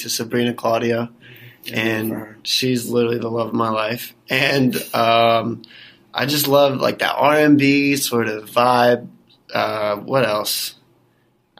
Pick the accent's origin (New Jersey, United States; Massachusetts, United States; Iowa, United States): New Jersey, United States; Mays Landing; I am 21 from Mays Landing, New Jersey. And if you don't know where that is, it's right outside Atlantic City